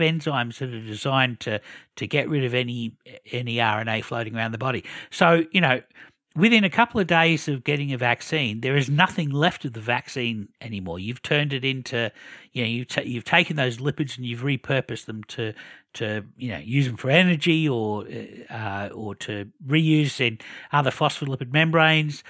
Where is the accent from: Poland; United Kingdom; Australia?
Australia; as an Australian